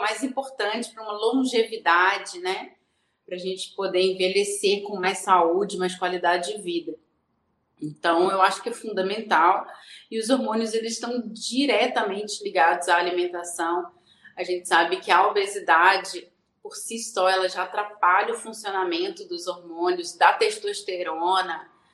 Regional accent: Rio de Janeiro, Brazil; moved away as an adult; now in Belo Horizonte, Brazil; sou carioca, mas moro em Minas Gerais agora. Casei com mineiro e vim para Belo Horizonte

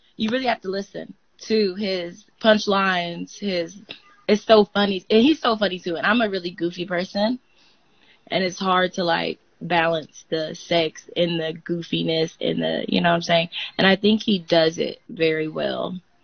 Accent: Georgia, United States; also born or lived in Panama; So I live in Georgia, not Atlanta

